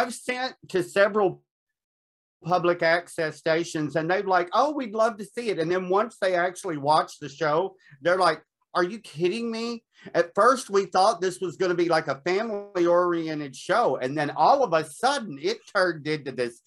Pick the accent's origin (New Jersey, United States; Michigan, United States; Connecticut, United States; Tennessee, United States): Tennessee, United States; Nashville; I grew up in Nashville, Tennessee.